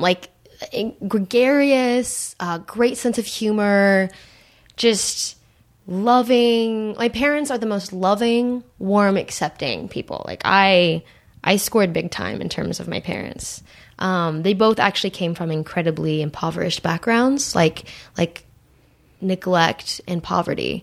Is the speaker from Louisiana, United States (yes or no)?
no; Santa Monica, California, United States; I grew up in Santa Monica